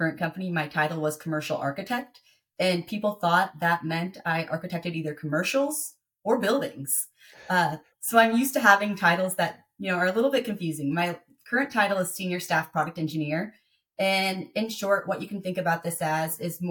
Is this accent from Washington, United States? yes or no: yes; Tacoma, Washington, United States; moved away; I was born and raised in Tacoma, Washington, about 45 minutes south of Seattle